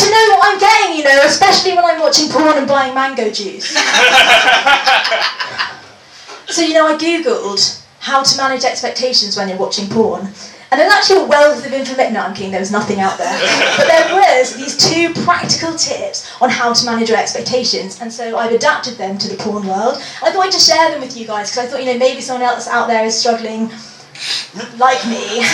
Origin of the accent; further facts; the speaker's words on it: London, United Kingdom; I'm from London.